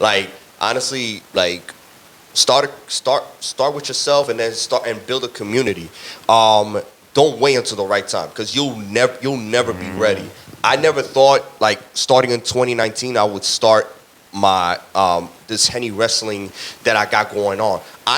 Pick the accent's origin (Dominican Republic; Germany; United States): Dominican Republic; República Dominicana, I gotta go with baseball. Dominican Republic, that's the culture. That's the sport that we like grew up.